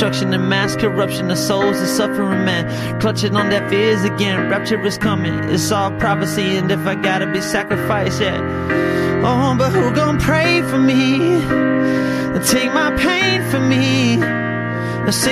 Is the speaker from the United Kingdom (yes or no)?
no; Rockhampton, Queensland, Australia; I grew up in Rockhampton in a little family church there